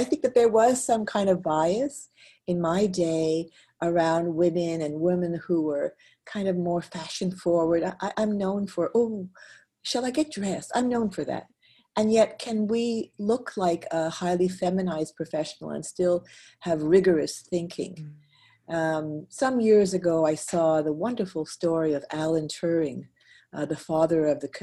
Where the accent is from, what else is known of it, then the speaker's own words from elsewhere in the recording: Montreal, Quebec, Canada; moved away; I'm originally from Montreal